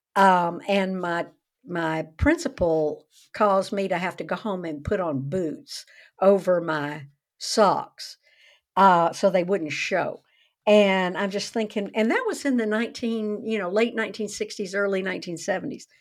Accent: the South, United States; I grew up in the South

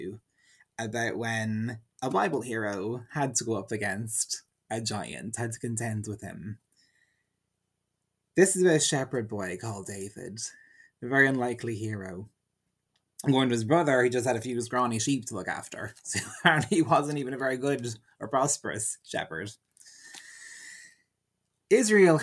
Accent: Ardee, County Louth, Ireland; my hometown is called Oha Urdia, Urdi, the town of Ferdia

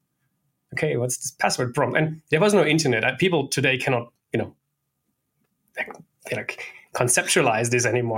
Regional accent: Stuttgart, Baden-Württemberg, Germany; moved away as an adult; also born or lived in Berlin; I was one of the founding members of my hometown's MySQL user group

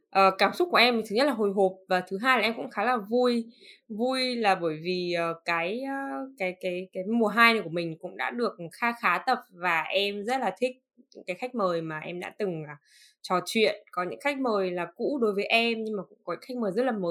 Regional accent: Northern Vietnam, Vietnam; thứ nhất là bởi vì em là người miền Bắc và em rất là thân thuộc với cái chuyện ăn phở

